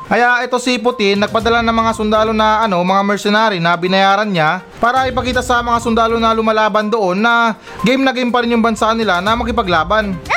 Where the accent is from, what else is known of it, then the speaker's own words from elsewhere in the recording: Philippines; tayo mga Pilipino